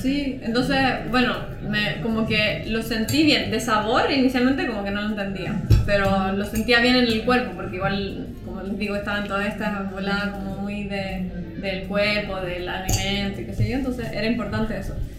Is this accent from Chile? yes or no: yes; Concepción, Biobío, Chile; moved away as an adult; also born or lived in Santiago / Talca; nací en Santiago, eh, después me mudé a Talca, mi mamá es talquina, mi papá es santiaguino, pero me crié en Concepción. Desde los 6 a los 18 en Concepción